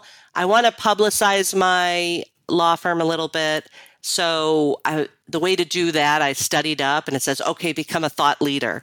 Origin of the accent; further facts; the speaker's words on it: Rochester, New York, United States; I was born and raised in Rochester, New York.